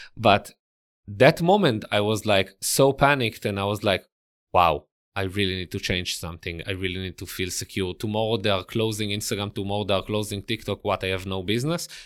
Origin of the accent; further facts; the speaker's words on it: Israel; accent: Israeli; English is a second language; moved away as an adult; also born or lived in Italy; now in New York City, United States; I grew up and lived in Israel